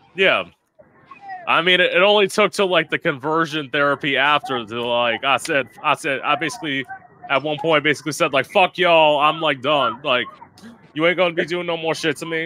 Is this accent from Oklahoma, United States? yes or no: no; an hour outside of West Palm Beach, Florida, United States; also born or lived in Orlando, Florida; I'm born and raised outside, of, uh, like an hour outside of West Palm Beach